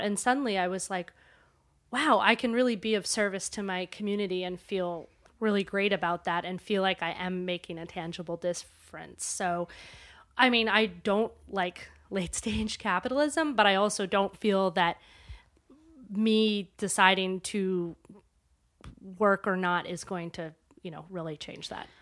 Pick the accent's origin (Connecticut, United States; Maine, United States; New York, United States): Maine, United States; when I was growing up in Maine